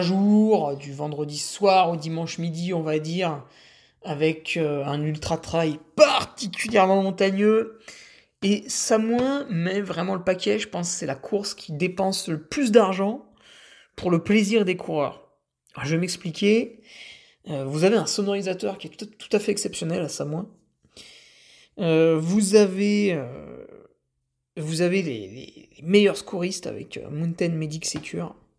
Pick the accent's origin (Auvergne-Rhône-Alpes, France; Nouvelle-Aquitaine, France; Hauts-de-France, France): Auvergne-Rhône-Alpes, France; Savoie; chez nous en Savoie